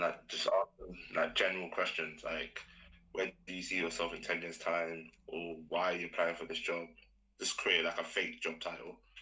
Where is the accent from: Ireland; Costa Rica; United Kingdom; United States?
United Kingdom; London; I'm a second year um, student studying business management, and I'm from London